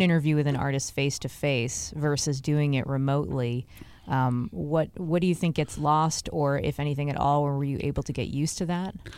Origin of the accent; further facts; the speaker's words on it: Boston, Massachusetts, United States; moved away as an adult; also born or lived in Pittsburgh; I moved from Pittsburgh to Boston. Like, I moved back home